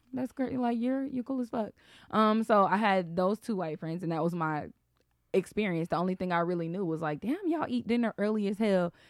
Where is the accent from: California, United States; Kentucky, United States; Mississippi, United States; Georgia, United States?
Georgia, United States; Atlanta; I'm from Atlanta